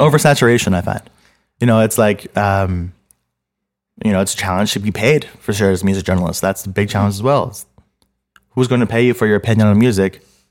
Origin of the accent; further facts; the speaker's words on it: Montreal, Quebec, Canada; I grew up in Montreal my whole life.